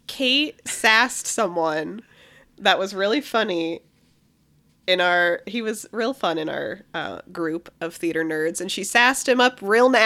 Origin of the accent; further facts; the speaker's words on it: Sandusky, Ohio, United States; I'm originally from Sandusky, Ohio.